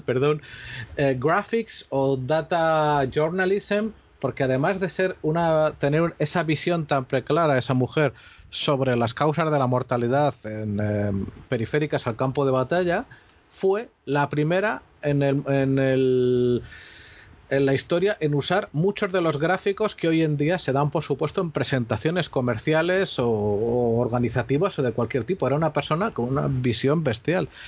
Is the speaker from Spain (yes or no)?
yes; Spain